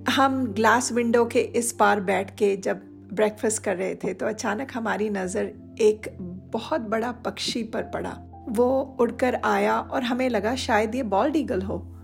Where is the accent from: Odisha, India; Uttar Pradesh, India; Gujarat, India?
Odisha, India; moved away as an adult; now in United States; originally Orissa की निवासी हूँ तीस सालों से यूएस को मैंने अपना कर्म भूमि चुना है